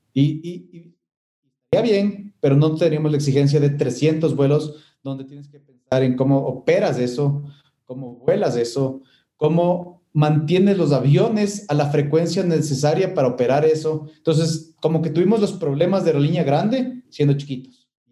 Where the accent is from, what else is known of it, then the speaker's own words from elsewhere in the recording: Ecuador; moved away as an adult; El rato que volví al Ecuador